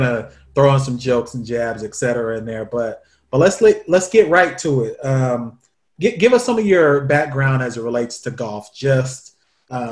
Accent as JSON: {"language": "English", "region": "Oklahoma", "country": "United States", "said": "I'm from Oklahoma"}